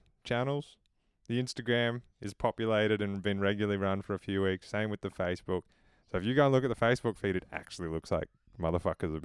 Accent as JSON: {"language": "English", "country": "Australia", "said": "as an Australian"}